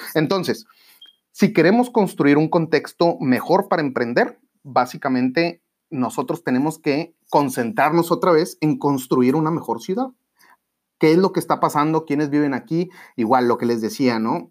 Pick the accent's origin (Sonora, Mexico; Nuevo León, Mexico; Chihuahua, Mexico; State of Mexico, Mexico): Nuevo León, Mexico; Monterrey; seguir creciendo como regios y como mexicanos